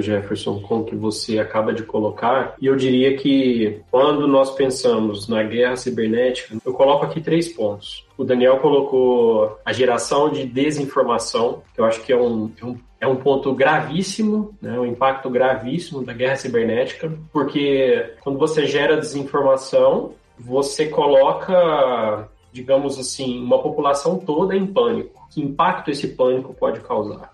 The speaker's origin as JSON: {"language": "Portuguese", "town": "Franca", "region": "São Paulo", "country": "Brazil", "tie": "born or raised there", "moved": "as an adult", "said": "Sou filho da cidade franca, terra do Magalu"}